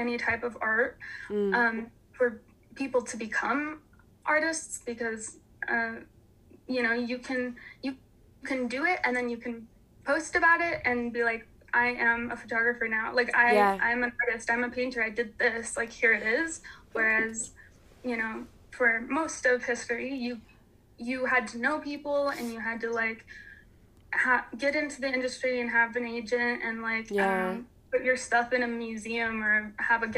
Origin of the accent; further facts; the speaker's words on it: Springville, Utah, United States; also born or lived in Salt Lake County, Utah; I grew up in Springville